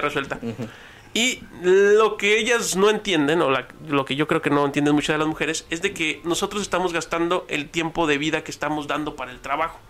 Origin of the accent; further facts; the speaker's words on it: Ciudad Juárez, Chihuahua, Mexico; soy de la República de las Torres